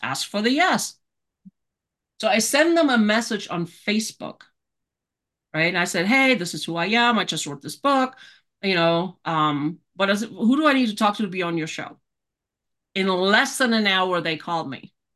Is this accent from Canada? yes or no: no; Germany; moved away as an adult; now in Colorado Springs, United States; born and raised in Germany.